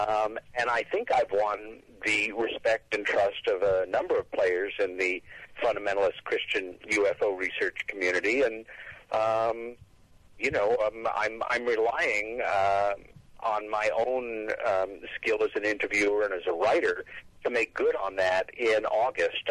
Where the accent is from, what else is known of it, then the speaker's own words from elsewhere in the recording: New York, United States; As a New Yorker who is 1,800 miles away from Roswell for 11 and a half months a year